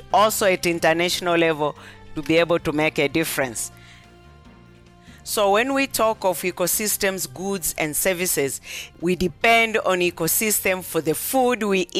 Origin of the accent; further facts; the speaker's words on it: near Mount Kilimanjaro, Tanzania; moved away; I come from the United Republic of Tanzania, and actually my home village is exactly 2 kilometers from the spot where mountain climbers to the peak of Mountain Kilimanjaro begins. So I've grown up surrounded by water